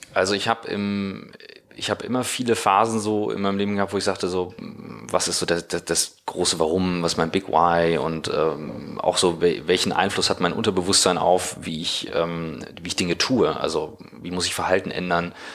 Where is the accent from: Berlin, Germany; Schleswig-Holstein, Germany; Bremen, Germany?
Schleswig-Holstein, Germany; Kiel; moved away as an adult; now in Hamburg, Germany; in Kiel, wo ich herkomme